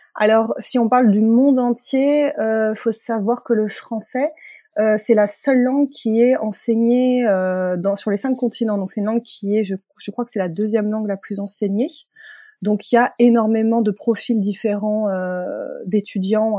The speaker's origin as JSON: {"language": "French", "country": "France", "first_language": "French", "said": "le français que nous, euh, nous apprenons à l'école française en tant que français, euh, c'est notre langue maternelle"}